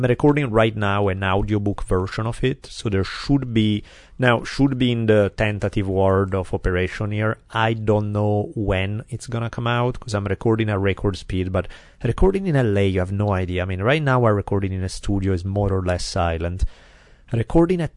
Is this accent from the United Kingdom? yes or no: no; Italy; accent: Italian; my glorious Italian accent